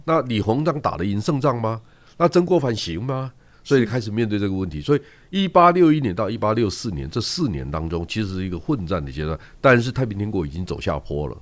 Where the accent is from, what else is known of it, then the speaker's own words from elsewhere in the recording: Yilan County, Taiwan; 他跟我念同一个国中，因为我是宜兰人